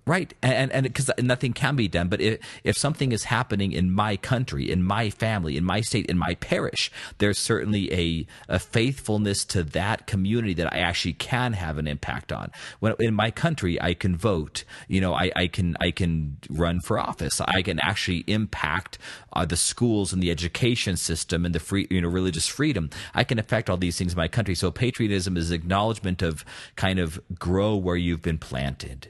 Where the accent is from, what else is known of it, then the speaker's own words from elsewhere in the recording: United States; I'm patriotic about being American